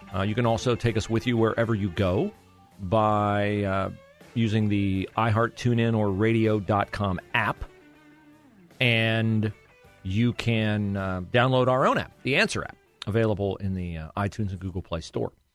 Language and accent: English; Ohio, United States; also born or lived in Miami, Florida / Columbus, Ohio; I'm an Ohio boy, but I'd worked in Miami, Florida for a while